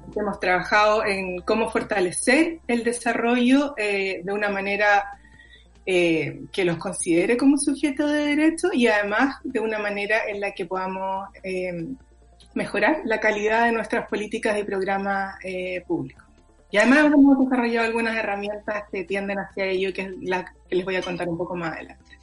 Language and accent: Spanish; Chile